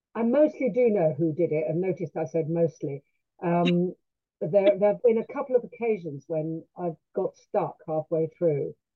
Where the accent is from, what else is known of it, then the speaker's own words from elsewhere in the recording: London, United Kingdom; now in Sussex, United Kingdom; i'm a londoner